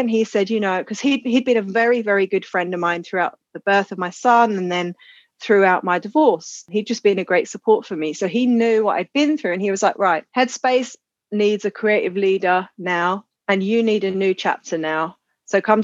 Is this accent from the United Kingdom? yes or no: yes; Croydon, London, United Kingdom; I grew up in Croydon, which is a suburb of Southeast London.